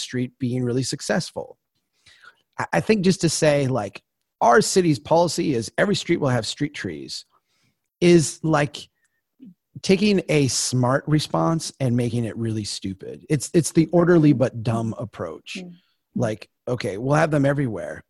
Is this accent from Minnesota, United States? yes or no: yes; Brainerd, Minnesota, United States; my hometown of Brainerd is a old railroad town